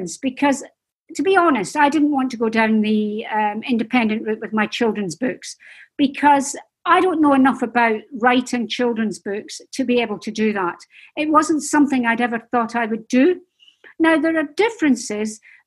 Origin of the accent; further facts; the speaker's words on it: Dundee, Scotland, United Kingdom; I'm Scottish and we're not famed for our patience, I have to say, up in Scotland, especially in Dundee